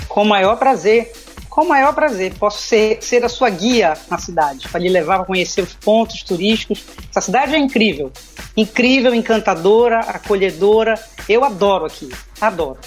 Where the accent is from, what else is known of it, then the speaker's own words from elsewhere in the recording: Belém, Pará, Brazil; moved away as an adult; also born or lived in Rio de Janeiro, Brazil; now in Braga, Portugal; Sim, sou paraense e saí de Belém tem o quê? 16